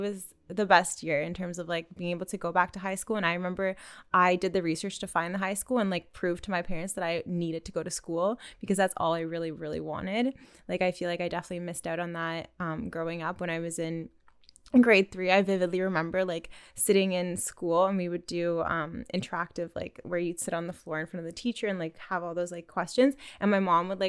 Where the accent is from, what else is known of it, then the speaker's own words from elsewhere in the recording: Canada; also born or lived in Russia; I was born in Canada, but spent a lot of time abroad in Russia, which is where half of my family is from. So I grew up skating between here and Russia and was just going back and forth all the time.